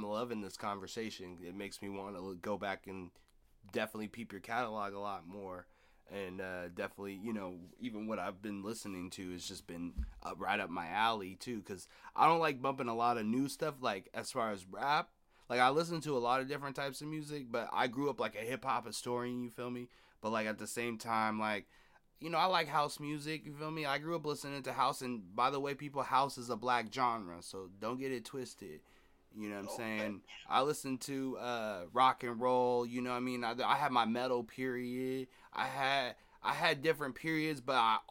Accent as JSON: {"language": "English", "town": "Seattle", "region": "Washington", "country": "United States", "tie": "born or raised there", "said": "I grew up in Seattle"}